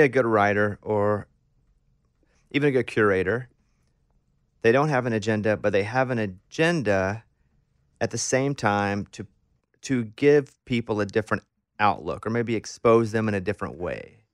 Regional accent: Arkansas, United States; I grew up in Arkansas

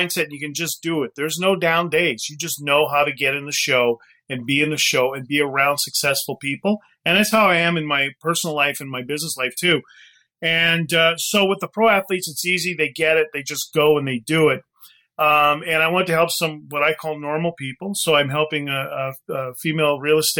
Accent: Winnipeg, Manitoba, Canada; I grew up dirt poor in Canada, like literally in nothing, in a welfare house.

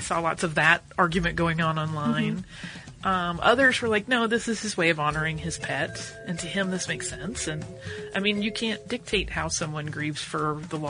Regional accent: North Carolina, United States; now in Amsterdam, Netherlands; I'm actually from North Carolina, home of the Wrights, but have been living in Amsterdam for the past 3 years.

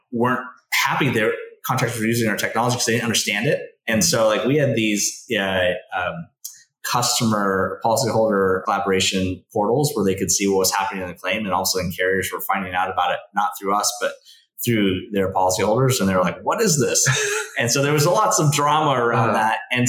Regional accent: Valencia, California, United States; moved away as an adult; also born or lived in Oxford; I grew up here too, as well, but I grew up in Valencia

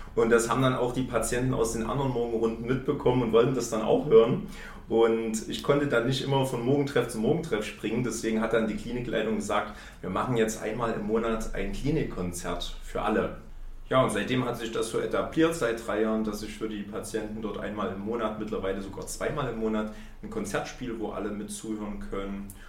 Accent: Chemnitz, Saxony, Germany; Ich komme hier aus Chemnitz

